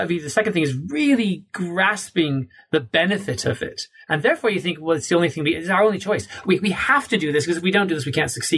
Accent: United States; as an American

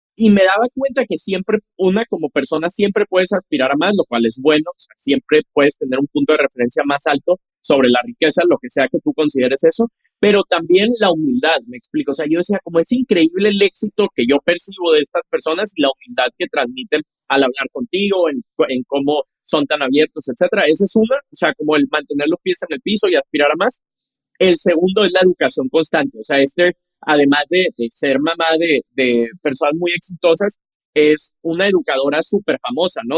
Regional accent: Monterrey, Nuevo León, Mexico; Entonces yo crecí en Monterrey, apasionado por la tecnología.

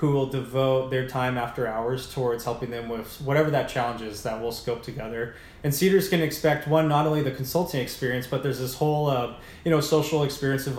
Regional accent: Orange County, California, United States; the bubble I grew up in Orange County

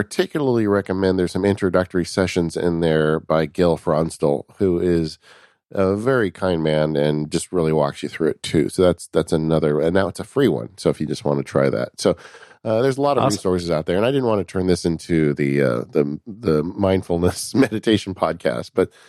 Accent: California, United States; I'm from California, guys. Guacamole is our national food here.

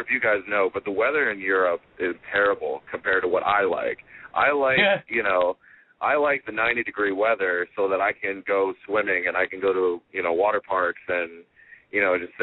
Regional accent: United States; I'm American

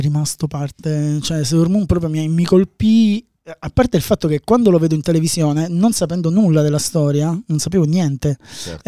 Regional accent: Palermo, Sicily, Italy; io vengo da Palermo. A Palermo c'era questa fumetteria, quando avevo 14, 13 anni

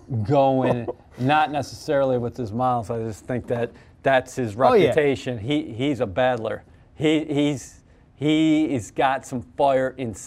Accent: Buffalo, New York, United States; I grew up in Buffalo

